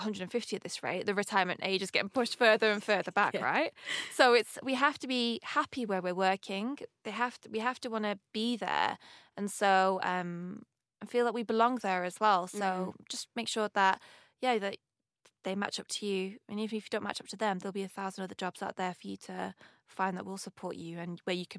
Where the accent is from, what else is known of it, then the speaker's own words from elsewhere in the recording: Manchester, North West England, United Kingdom; accent: northern; And my accent, I've got it's kind of mellowed out a little bit, but I'm from up north, Manchester.